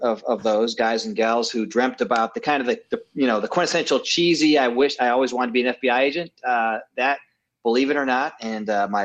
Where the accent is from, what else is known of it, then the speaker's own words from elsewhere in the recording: Mentor, Ohio, United States; moved away; I was hired in my hometown of Mentor, Ohio